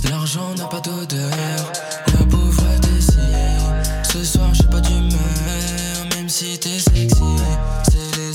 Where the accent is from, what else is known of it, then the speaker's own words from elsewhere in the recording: Châtellerault, Nouvelle-Aquitaine, France; j'ai 22 ans, je viens de Châtellerault, Châteauneuf précisément